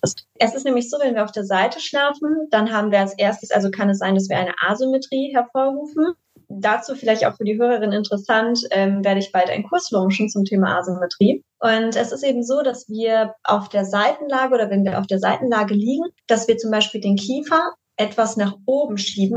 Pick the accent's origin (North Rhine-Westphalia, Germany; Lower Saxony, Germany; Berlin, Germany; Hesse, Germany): North Rhine-Westphalia, Germany; Düsseldorf; Und ich komme aus Düsseldorf